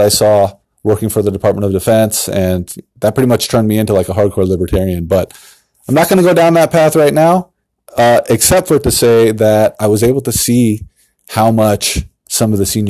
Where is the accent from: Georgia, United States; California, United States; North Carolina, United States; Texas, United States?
California, United States; San Diego; moved away as an adult; now in Issaquah, United States; I moved up from San Diego, California. I'm originally from San Diego.